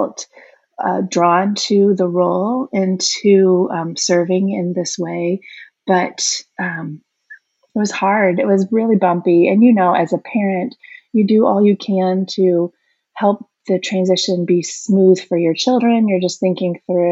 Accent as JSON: {"language": "English", "region": "Midwest", "country": "United States", "tie": "born or raised there", "also_born_or_lived": "Chicago, Illinois", "moved": "as an adult", "lives_now": "Austin, United States", "said": "we are from the Midwest and had lived there all our lives."}